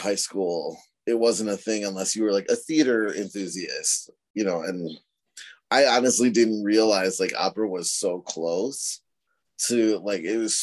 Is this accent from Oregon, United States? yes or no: no; Rochester, Minnesota, United States; We're from Southern Minnesota, Rochester specifically